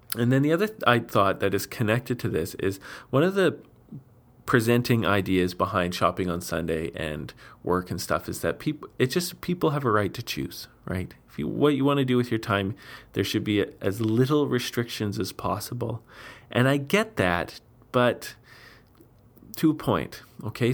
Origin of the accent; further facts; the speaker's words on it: Steinbach, Manitoba, Canada; my hometown, Steinbeck